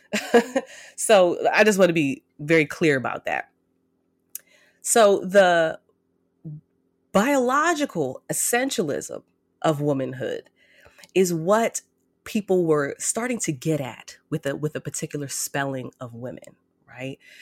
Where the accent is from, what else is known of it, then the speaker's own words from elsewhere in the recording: United States; I'm an American Black woman.